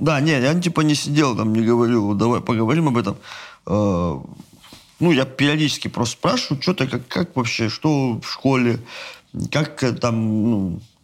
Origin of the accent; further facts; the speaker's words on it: Astrakhan, Astrakhan Oblast, Russia; я причем из Астрахани